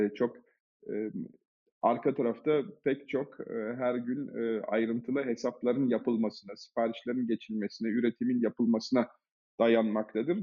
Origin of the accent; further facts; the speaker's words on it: Germany; moved away as an adult; also born or lived in Munich, Germany; now in Turkey; Ben e, Almanya'da doğdum, büyüdüm. 23-24 e, yaşındayken Türkiye'ye geldim.